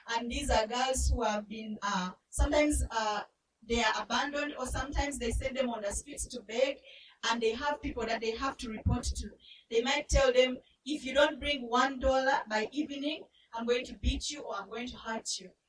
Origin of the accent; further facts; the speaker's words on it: Uganda; I grew up in Uganda. Uganda is in East Africa